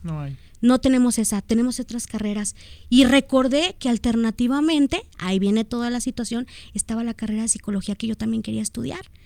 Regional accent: Guadalajara, Jalisco, Mexico; soy de aquí de Guadalajara, Jalisco.

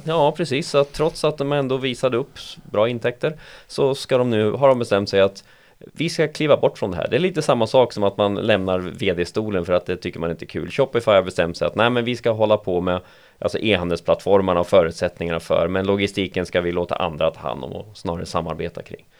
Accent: Sweden; Vi är svenskar

